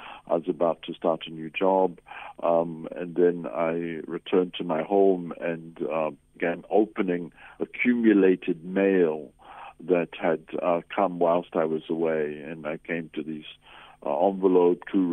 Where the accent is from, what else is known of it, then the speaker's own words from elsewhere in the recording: New Zealand; moved away as an adult; also born or lived in Lesotho / Zimbabwe; now in South Africa; originally I come from New Zealand. That's Aotearoa, New Zealand, is where I was born. I came to South Africa in 1973.